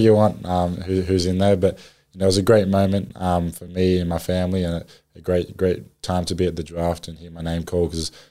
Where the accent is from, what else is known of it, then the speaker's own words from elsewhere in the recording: Australia; moved away as an adult; now in New Orleans, United States; being an Aussie